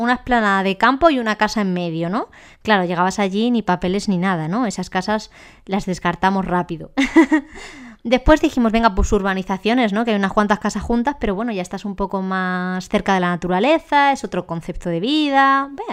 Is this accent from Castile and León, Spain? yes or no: yes; Ávila, Castile and León, Spain; moved away; also born or lived in Madrid; Yo soy de nacimiento de Ávila